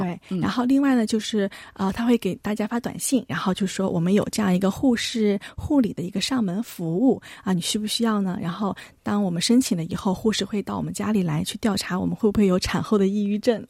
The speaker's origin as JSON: {"language": "Chinese", "town": "Shenzhen", "region": "Guangdong", "country": "China", "moved": "yes", "lives_now": "South Korea", "said": "我是来自中国深圳的"}